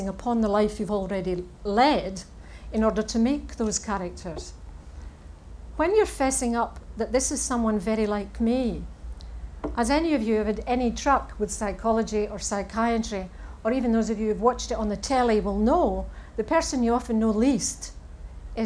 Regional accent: Saltcoats, Scotland, United Kingdom; I am from Salkitts

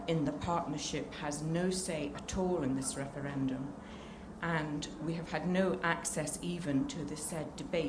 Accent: Scotland, United Kingdom; also born or lived in England; now in Yorkshire, United Kingdom; I regard myself as British. I have a Welsh mother, a Scottish father. I happen to be born in England. I was educated in Scotland, and all my grandchildren live in Scotland, although at the moment I reside in England.

